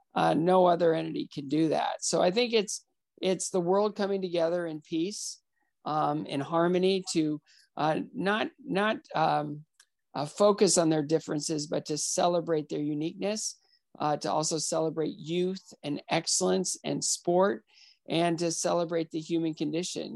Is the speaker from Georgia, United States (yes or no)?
no; northwestern Ohio, United States; now in Nashville, United States; I was uh, fortunate to be adopted by two school teachers from northwestern Ohio